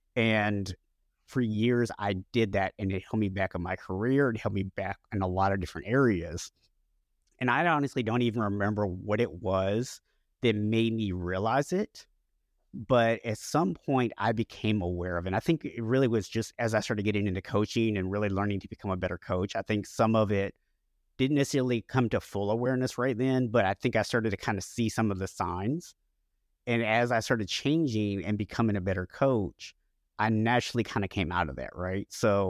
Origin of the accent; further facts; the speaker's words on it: Florida, United States; also born or lived in Oklahoma; when I was 7 years old, we actually moved. I was born in Oklahoma and we moved to Florida.